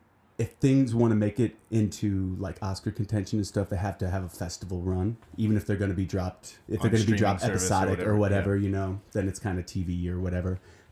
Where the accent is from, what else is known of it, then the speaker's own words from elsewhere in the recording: Pevely, Missouri, United States; moved away; I grew up in Peavely, Missouri.